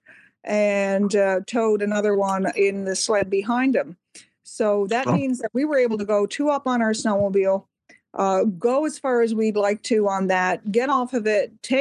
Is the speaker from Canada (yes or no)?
yes; Canada; your Canadian neighbors